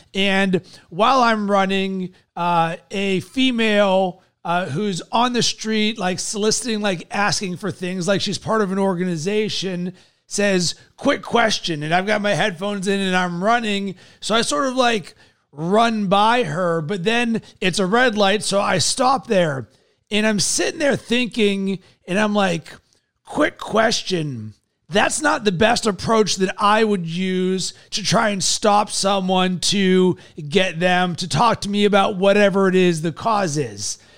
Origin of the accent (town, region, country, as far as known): Pittsburgh, Pennsylvania, United States; born or raised there